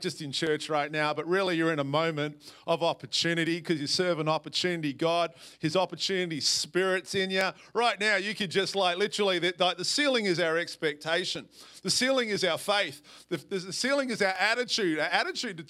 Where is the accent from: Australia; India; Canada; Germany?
Australia; Perth, Western Australia; moved away as an adult; also born or lived in Portland, Oregon; now in Washougal, United States; I am from a little south of South Salem. I'm from Perth, Australia